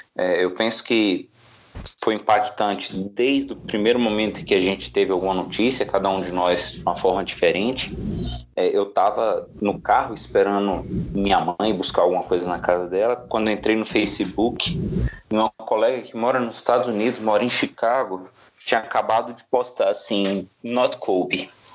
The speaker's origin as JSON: {"language": "Portuguese", "country": "Brazil", "said": "enquanto brasileiro"}